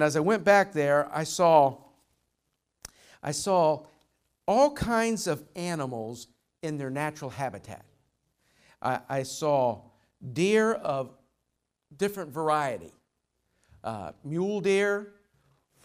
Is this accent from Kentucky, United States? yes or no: yes; Louisville, Kentucky, United States; Louisville, I'm from Louisville